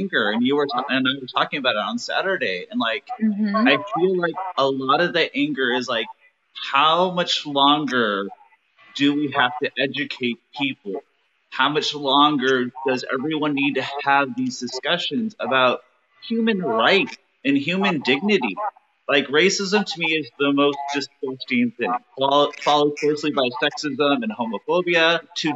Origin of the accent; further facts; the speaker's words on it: United States; being a gay man growing up in America